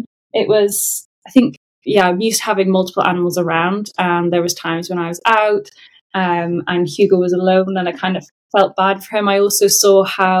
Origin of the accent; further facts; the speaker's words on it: Qatar; also born or lived in England, United Kingdom; So I was born in England, but my parents had met and lived in the Middle East in Qatar. So at 6 weeks old, I then went to Qatar with them.